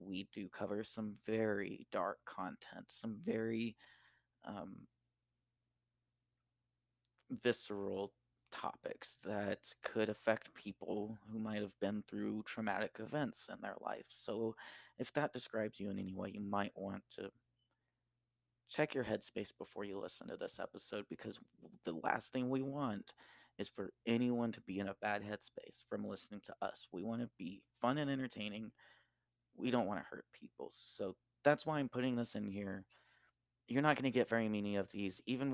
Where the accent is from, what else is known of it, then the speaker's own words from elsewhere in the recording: Deep South, United States; I grew up in the Deep South